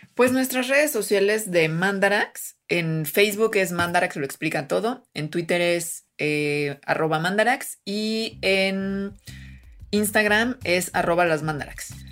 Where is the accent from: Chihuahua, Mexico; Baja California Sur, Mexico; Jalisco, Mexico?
Jalisco, Mexico; es de mi tierra, este Jalisco